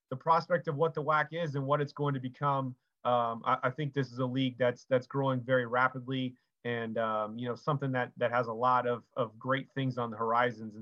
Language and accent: English; Orlando, Florida, United States; moved away as an adult; also born or lived in Kansas / Iowa; I grew up around Florida, Orlando area.